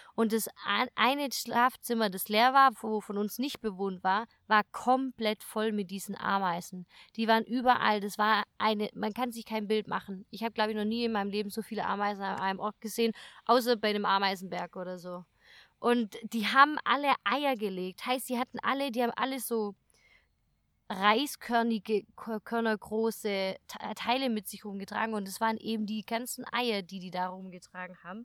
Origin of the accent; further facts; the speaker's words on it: Germany; bei uns in Deutschland